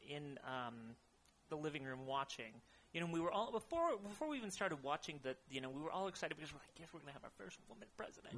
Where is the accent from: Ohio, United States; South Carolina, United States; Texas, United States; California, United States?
California, United States; Modesto; moved away as an adult; now in Bay Area, United States; I am from Modesto, California, okay. in the Central Valley. Um, about what is it? Uh, Ninety miles east from here